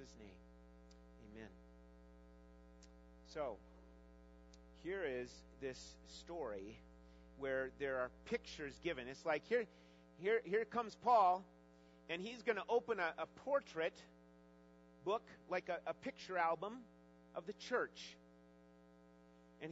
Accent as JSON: {"language": "English", "country": "United States"}